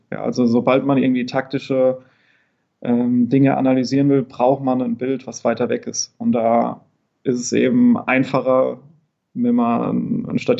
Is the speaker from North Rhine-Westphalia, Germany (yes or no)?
no; Niederbrechen, Hesse, Germany; Ich komme aus der Nähe von Limburg, aus dem schönen